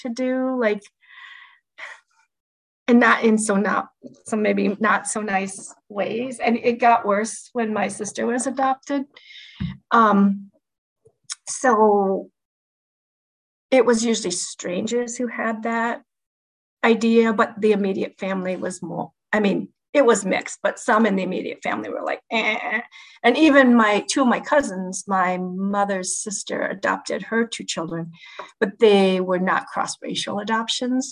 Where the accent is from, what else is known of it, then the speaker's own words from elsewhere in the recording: United States; also born or lived in South Dakota / Sheboygan, Wisconsin / Oshkosh, Wisconsin; I grew up in cities in South Dakota and then in Sheboygan, Wisconsin